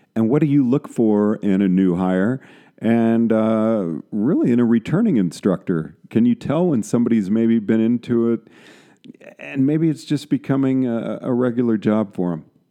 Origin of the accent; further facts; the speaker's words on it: San Antonio, Texas, United States; moved away; I grew up in San Antonio, Texas